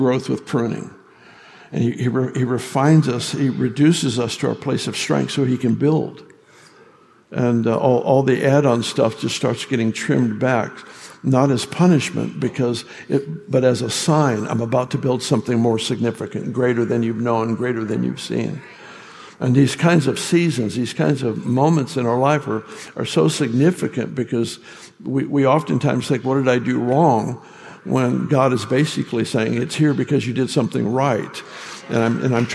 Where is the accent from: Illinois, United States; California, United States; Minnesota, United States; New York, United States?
California, United States; I grew up in California